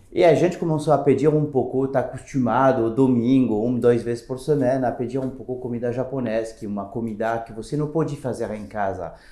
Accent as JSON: {"language": "Portuguese", "country": "France", "second_language": "Portuguese", "moved": "as an adult", "lives_now": "Brazil", "said": "eu sou francês. Uh, eu cheguei uh, faz ah, umas 10 anos aqui no Brasil"}